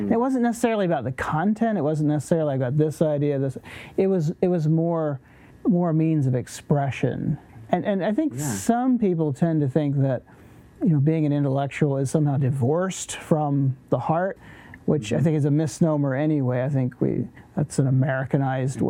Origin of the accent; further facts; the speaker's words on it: Virginia, United States; also born or lived in Lancaster County, Pennsylvania; now in Lancaster, United States; I was born in Virginia